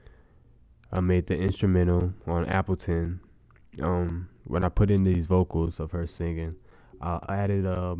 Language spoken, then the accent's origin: English; Las Vegas, Nevada, United States; I'm from Las Vegas